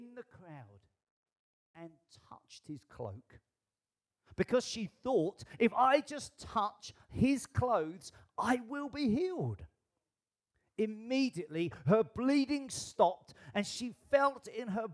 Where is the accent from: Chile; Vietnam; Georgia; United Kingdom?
United Kingdom; I am British